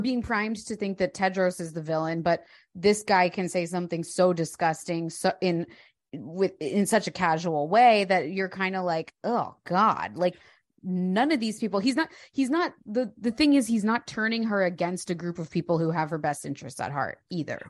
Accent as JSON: {"language": "English", "area": "Delaware County, outside Philadelphia", "region": "Pennsylvania", "country": "United States", "tie": "born or raised there", "said": "I grew up in Delco"}